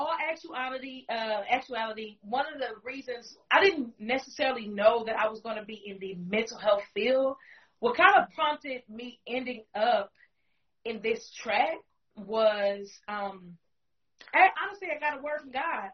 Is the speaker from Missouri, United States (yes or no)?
no; Milwaukee, Wisconsin, United States; Born and raised in the Milwaukee area of Wisconsin, 53206.